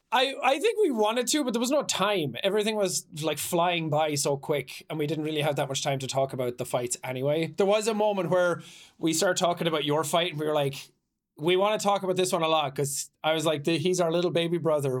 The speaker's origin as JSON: {"language": "English", "country": "Ireland", "tie": "born or raised there", "moved": "yes", "said": "growing up in Ireland"}